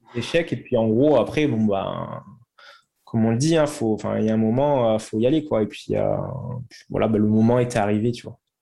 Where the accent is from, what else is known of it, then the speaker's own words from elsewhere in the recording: Toulouse, Occitania, France; also born or lived in London; je suis originaire de Toulouse.